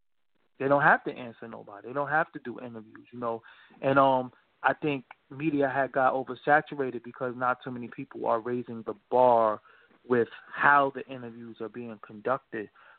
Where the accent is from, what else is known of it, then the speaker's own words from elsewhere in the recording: New York City, New York, United States; Growing up in New York City